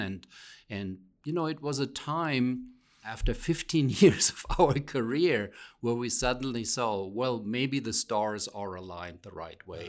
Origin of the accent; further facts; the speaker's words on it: Rhineland-Palatinate, Germany; moved away; also born or lived in Pennsylvania; I come from what is known as the Rhineland Palatinate area, but I'm not from that area that is more well known because of the wine growing region.